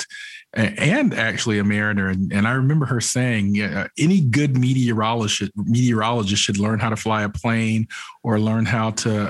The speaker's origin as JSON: {"language": "English", "region": "Georgia", "country": "United States", "tie": "born or raised there", "said": "I grew up here in Georgia"}